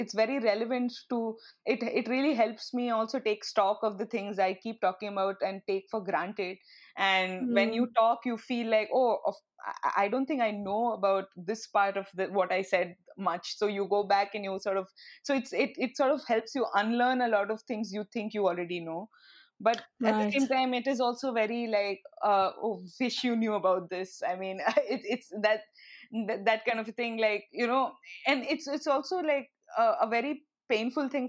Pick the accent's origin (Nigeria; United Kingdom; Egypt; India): India; moved away as an adult; now in Canada; as an Indian student